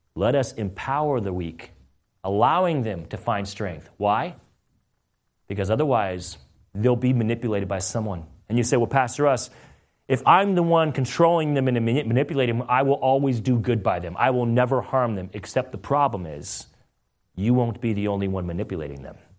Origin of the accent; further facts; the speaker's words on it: California, United States; now in Meriden, Connecticut, United States; I'm from California